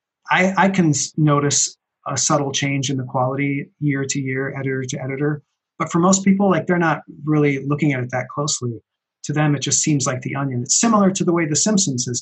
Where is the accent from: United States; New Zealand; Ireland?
United States; Minneapolis, Minnesota; moved away; I moved away from Minneapolis, where I knew him, where we went to school together